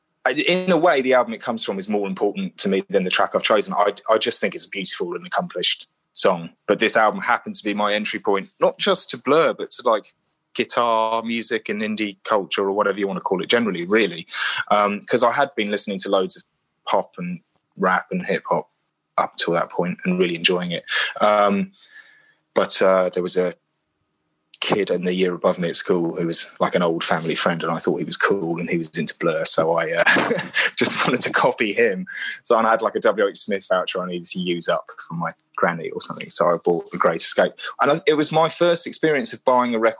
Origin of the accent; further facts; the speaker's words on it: Tunbridge Wells, South East England, United Kingdom; also born or lived in Portsmouth; Tunbridge Wells, where I grew up. I was born in Portsmouth, and then I moved to Tunbridge Wells